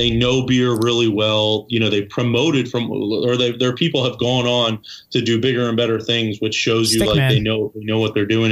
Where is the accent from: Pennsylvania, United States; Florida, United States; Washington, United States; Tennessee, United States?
Pennsylvania, United States; Perkasie; I grew up in the Percocet area